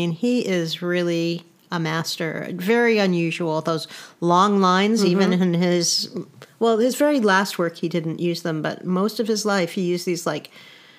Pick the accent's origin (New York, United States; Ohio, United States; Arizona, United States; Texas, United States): New York, United States; also born or lived in East Coast; now in Bay Area, United States; I'm from New York